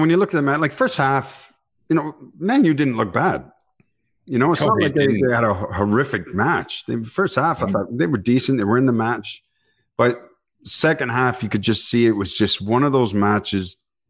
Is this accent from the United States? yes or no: no; Canada; Well, being a Canadian